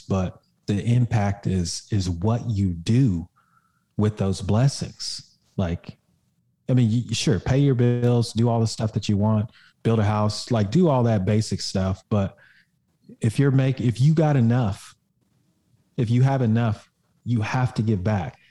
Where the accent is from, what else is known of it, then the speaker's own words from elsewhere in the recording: Oklahoma, United States; I grew up in Oklahoma